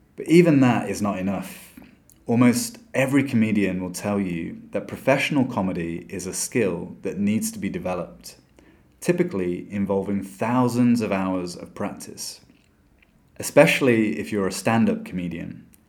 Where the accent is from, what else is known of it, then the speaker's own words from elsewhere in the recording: England, United Kingdom; moved away as an adult; now in Brazil; that I am British